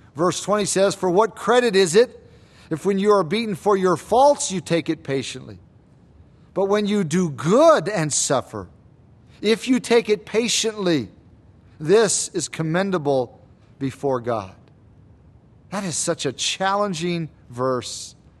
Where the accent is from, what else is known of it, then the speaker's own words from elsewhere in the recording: United States; us as American Christians.